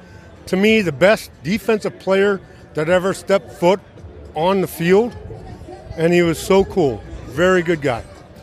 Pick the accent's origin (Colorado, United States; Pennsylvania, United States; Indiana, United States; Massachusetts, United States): Indiana, United States; Gary; moved away as an adult; now in Ohio, United States; I grew up in Gary, Indiana, which is really close to Chicago. Till I went in the Army in 81. My parents moved to Ohio. So this is where I ended up.